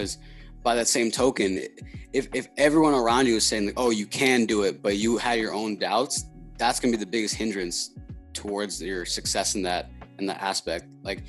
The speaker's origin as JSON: {"language": "English", "town": "Boston", "region": "Massachusetts", "country": "United States", "tie": "born or raised there", "said": "being from New England and Boston"}